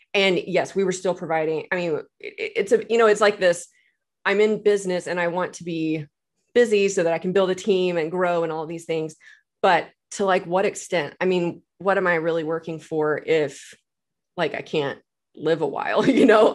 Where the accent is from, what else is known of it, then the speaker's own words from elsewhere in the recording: Texas, United States; moved away as an adult; now in Tulsa, United States; I'm originally from Texas, but I moved here to go to Oral Roberts